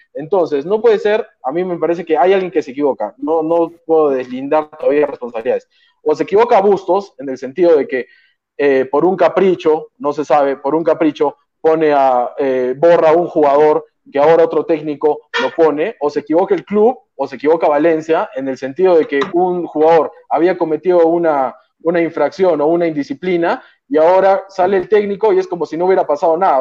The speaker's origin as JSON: {"language": "Spanish", "region": "Arequipa", "country": "Peru", "said": "yo soy arequipeño y soy hincha de Melgar"}